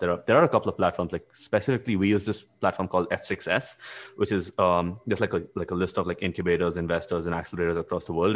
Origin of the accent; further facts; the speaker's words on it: India; moved away as an adult; also born or lived in Latvia; as an Indian